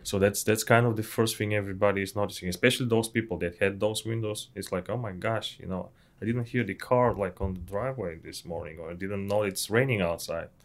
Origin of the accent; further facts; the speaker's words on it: Bulgaria; English is a second language; moved away as an adult; also born or lived in Ukraine / England; I was study in Ukraine and I'm from Bulgaria